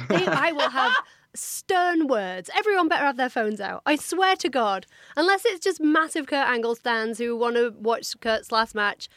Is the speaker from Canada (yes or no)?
no; Doncaster, Yorkshire and the Humber, United Kingdom